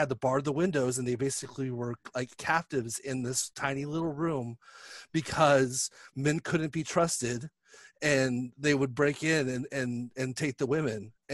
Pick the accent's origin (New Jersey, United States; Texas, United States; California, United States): California, United States; my childhood growing up in California